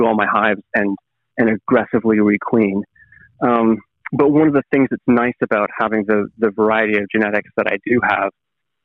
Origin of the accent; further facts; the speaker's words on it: close to Toronto, Southern Ontario, Canada; moved away as an adult; now in Australia; I'm originally from Canada. My wife and I are both originally from Canada. We moved out here. How long has it been now? Going on 11 years, I think